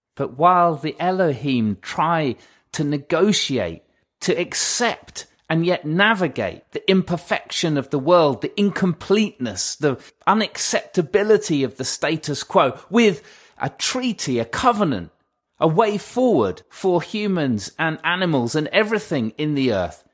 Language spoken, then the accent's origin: English; England, United Kingdom; now in Cornwall, United Kingdom; I am an Englishman in Cornwall